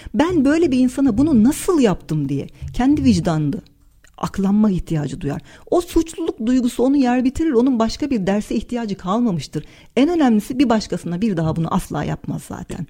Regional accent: Turkey; Türküz, e, Türk, e, Türkçe konuşuyoruz

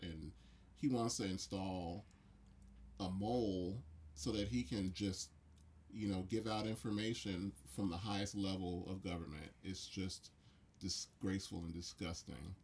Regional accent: United States

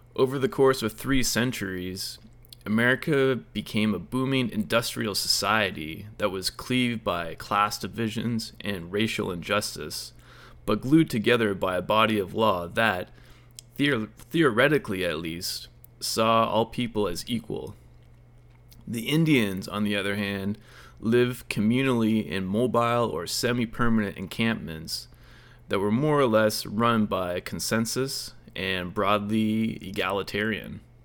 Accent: Lakefield, Ontario, Canada; moved away as an adult; also born or lived in Shanghai, China; When I began my new life in small town Lakefield, Ontario, after spending most of my twenties in Shanghai

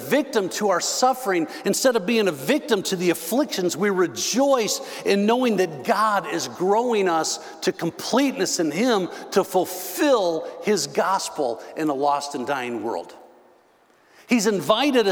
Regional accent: Northern Illinois, United States; moved away; also born or lived in Texas; Now, I grew up in Northern Illinois.

